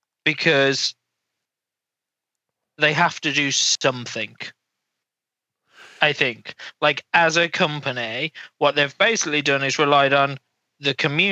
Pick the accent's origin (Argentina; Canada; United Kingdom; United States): United Kingdom; England; We're from England, so we're the first stop, and we're going to fly to 42 countries.